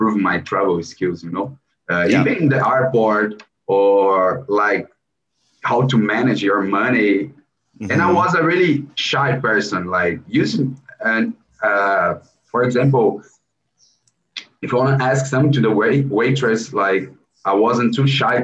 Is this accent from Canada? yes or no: no; São Paulo, Brazil; English is a second language; we are from Brazil